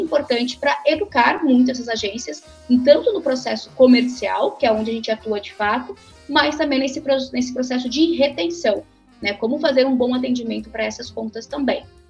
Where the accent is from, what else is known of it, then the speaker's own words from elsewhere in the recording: Santa Catarina, Brazil; also born or lived in Rio Grande do Sul; now in São Paulo, Brazil; e nasci lá, cresci em Santa Catarina